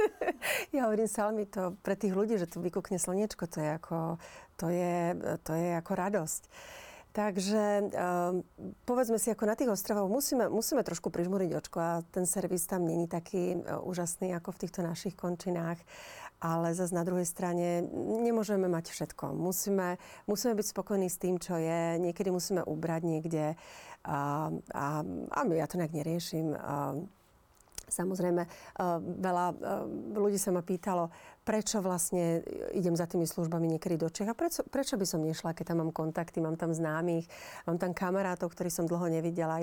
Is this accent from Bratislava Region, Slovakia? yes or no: no; Žilina, Žilina Region, Slovakia; also born or lived in United States; now in Tenerife, Spain; u nás v Žiline